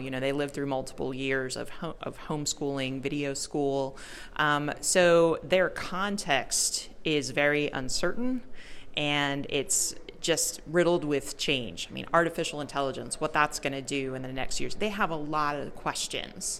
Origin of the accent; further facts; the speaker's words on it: Maryland, United States; moved away as an adult; I grew up in Maryland